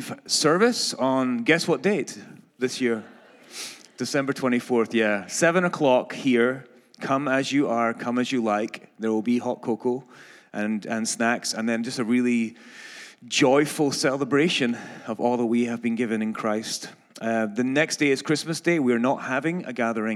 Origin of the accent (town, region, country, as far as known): Scotland, United Kingdom; accent: Scottish; moved away